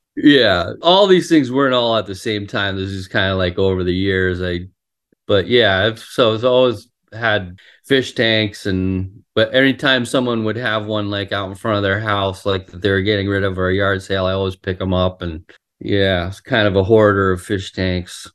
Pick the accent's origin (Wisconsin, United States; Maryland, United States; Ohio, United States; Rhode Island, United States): Rhode Island, United States; also born or lived in Ann Arbor, Michigan; I was born in Ann, Ann Arbor, Michigan, and, um, lived there for the first six years of my life, and then moved to Rhode Island and, you know, so pretty much grew up in Rhode Island